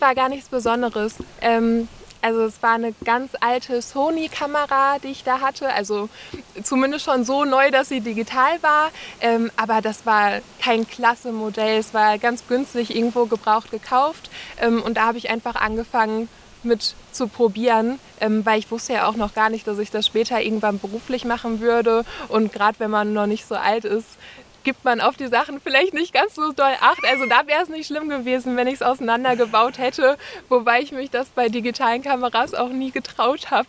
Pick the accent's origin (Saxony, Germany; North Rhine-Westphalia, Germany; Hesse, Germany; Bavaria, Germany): North Rhine-Westphalia, Germany; Essen; now in Bergisches Land, Germany; ich habe meine Kindheit an der Ruhr verbracht in Essen